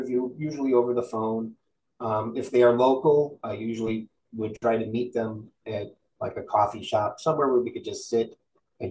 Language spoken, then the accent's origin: English; Midwest, United States; because we're from the Midwest